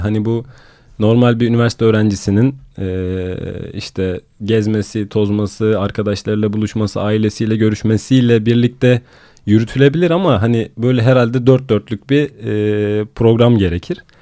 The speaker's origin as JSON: {"language": "Turkish", "region": "Sinop", "country": "Turkey", "tie": "born or raised there", "moved": "as an adult", "lives_now": "Istanbul, Turkey", "said": "Sinop'ta büyüdüğüm için"}